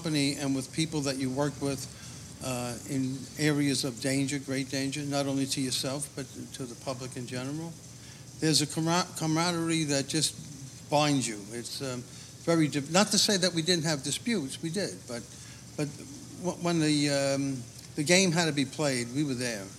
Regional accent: New York City, New York, United States; I was brought up in Queens

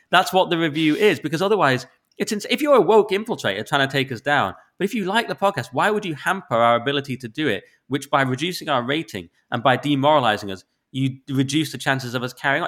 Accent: the north of England, United Kingdom; accent: northern; I've got a northern accent

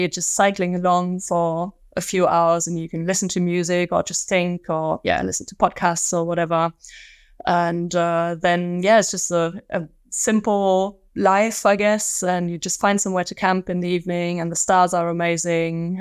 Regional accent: Magdeburg, Saxony-Anhalt, Germany; moved away; also born or lived in Manchester; my hometown, uh, Magdeburg

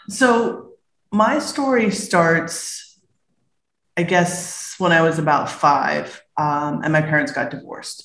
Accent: Berkeley, California, United States; I was born in Berkeley, California

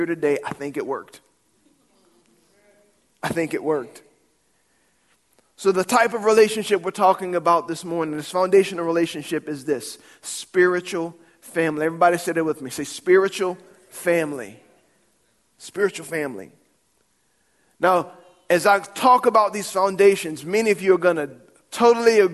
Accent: New Orleans, Louisiana, United States; We didn't have honky-tonks when I grew up in New Orleans.

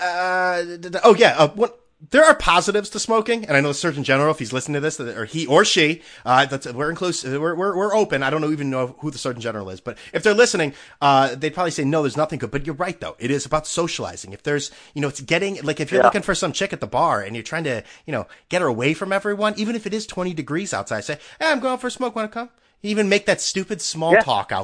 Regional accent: Connecticut, United States; now in California, United States; I'm from Connecticut out here in California

